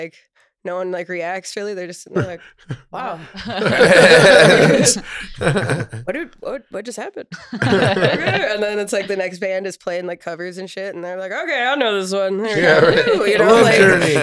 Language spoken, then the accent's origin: English; Tomahawk, Wisconsin, United States; I grew up in Tomahawk